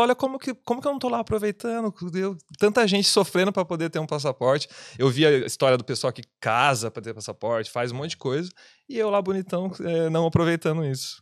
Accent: Piracicaba, São Paulo, Brazil; moved away as an adult; now in Dublin, Ireland; eu sou de Piracicaba, São Paulo

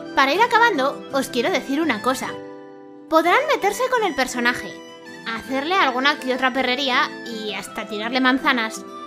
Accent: Zaragoza, Aragon, Spain; aquí en Zaragoza, que es de donde soy yo

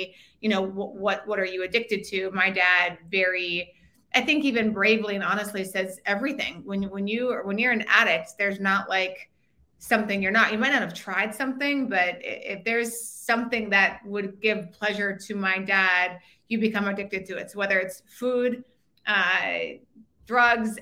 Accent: Bismarck, North Dakota, United States; moved away as an adult; also born or lived in Minnesota / Washington, D.C.; I am from Bismarck, North Dakota

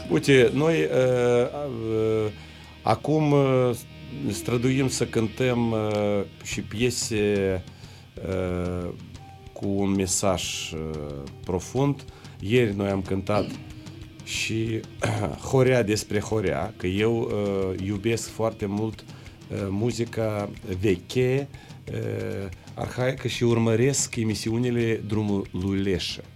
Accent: Strășeni, Strășeni District, Moldova; noi suntem din Strășeni, adică un orașel mic lângă Chișinău

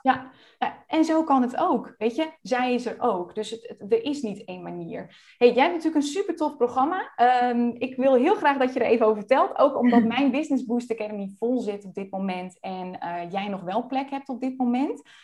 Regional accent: Friesland, Netherlands; now in Almere, Netherlands; We komen beide uit Friesland

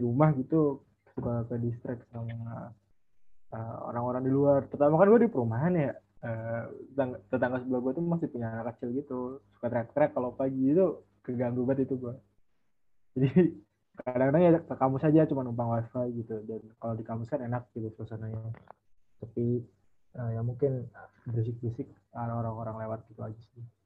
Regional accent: Central Lampung, Indonesia; now in Bandar Lampung, Indonesia; gue sendiri kebetulan asli Lampung, uh, cuman gue aslinya Lampung Tengah

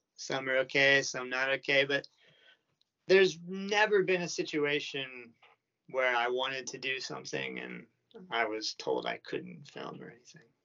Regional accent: United States; moved away as an adult; now in Japan; I was born in America and I've been living in Japan for like eight years now

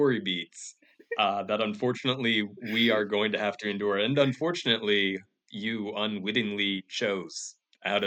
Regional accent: Bakersfield, California, United States; my hometown

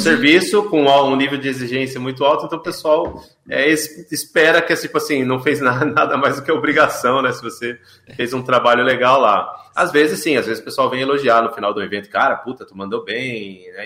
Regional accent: São Paulo, Brazil; moved away as an adult; also born or lived in Sorocaba; now in Ibiúna, Brazil; eu nasci em Sorocaba, mas com dois uhum. anos, né, ainda bebê, fui para São Paulo. Então eu cresci em São ah. Paulo

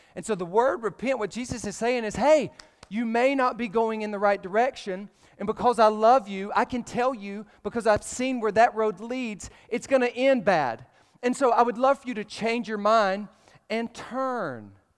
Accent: Alabama, United States; I'm from Alabama

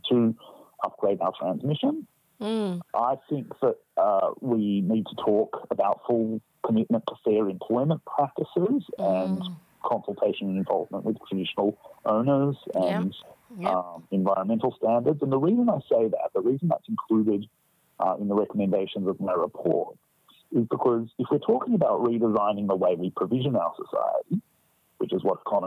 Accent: Australia; just being Australian

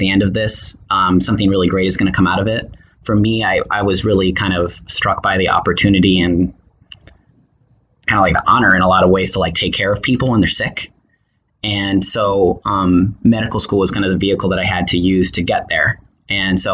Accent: Tucson, Arizona, United States; moved away as an adult; also born or lived in Chicago, Illinois / San Francisco, California; now in Oakland, United States; I'm from Tucson, Arizona

